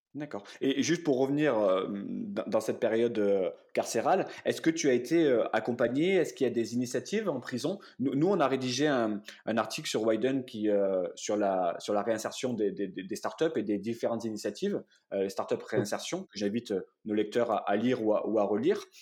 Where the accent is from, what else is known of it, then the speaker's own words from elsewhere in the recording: Montpellier, Occitania, France; je suis de Montpellier. J'ai grandi également dans un, voilà, dans quartier très populaire